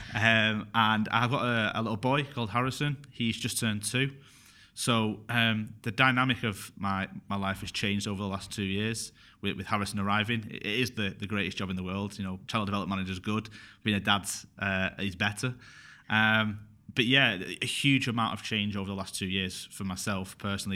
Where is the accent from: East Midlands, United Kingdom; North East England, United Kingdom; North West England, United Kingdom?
North West England, United Kingdom; Bury; also born or lived in Glasgow; I'm from Berry, in Manchester